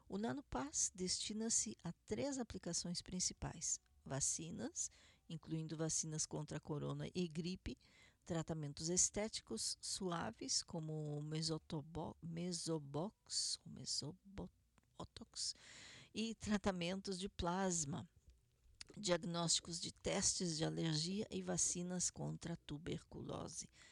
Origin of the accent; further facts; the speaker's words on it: Curitiba, Paraná, Brazil; now in Israel; Curitiba, Paraná, minha cidade natal